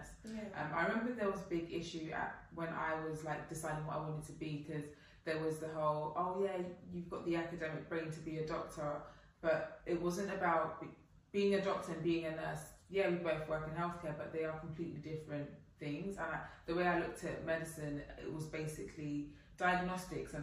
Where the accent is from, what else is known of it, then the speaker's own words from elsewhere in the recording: London, United Kingdom; I am from London. I've grown up in London.